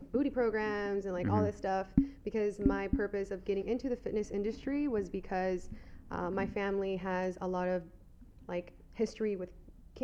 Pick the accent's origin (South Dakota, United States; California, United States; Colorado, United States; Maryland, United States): California, United States; San Diego; I was born and raised here in San Diego.